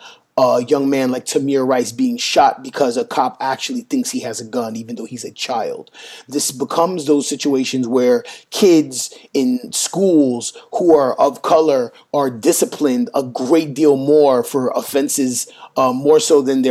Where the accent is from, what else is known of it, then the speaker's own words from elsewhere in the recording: New York City, New York, United States; I grew up with in New York City